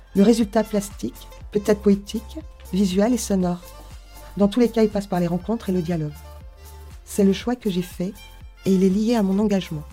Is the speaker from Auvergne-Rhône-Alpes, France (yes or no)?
no; Kaysersberg, Grand Est, France; J'ai grandi à Kaisersberg, ville natale du docteur Albert Schweizer